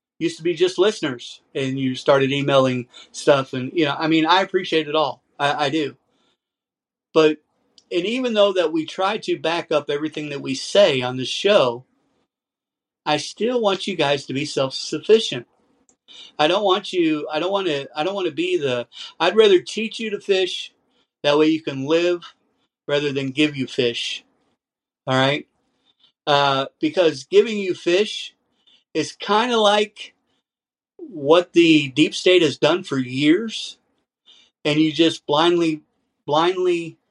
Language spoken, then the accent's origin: English; United States; I'm an American. I was raised here